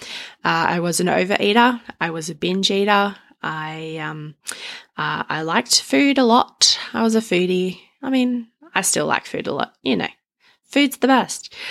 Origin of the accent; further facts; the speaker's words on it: Australia; I'm Australian